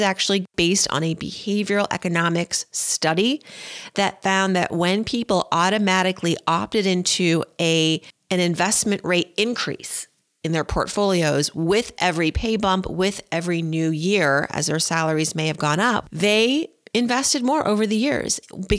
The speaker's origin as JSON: {"language": "English", "town": "Philadelphia", "region": "Pennsylvania", "country": "United States", "said": "But, you know, I'm partially from Philadelphia, so got to root for the Eagles."}